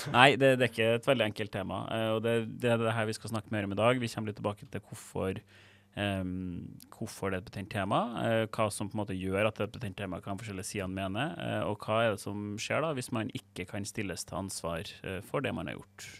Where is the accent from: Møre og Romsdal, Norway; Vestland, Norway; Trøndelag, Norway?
Trøndelag, Norway; Jeg er fra Trøndelag